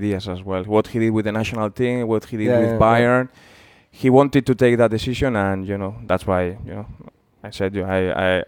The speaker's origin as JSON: {"language": "English", "town": "San Sebastián", "region": "Basque Country", "country": "Spain", "tie": "born or raised there", "also_born_or_lived": "Liverpool, United Kingdom", "second_language": "English", "moved": "as an adult", "said": "my hometown team"}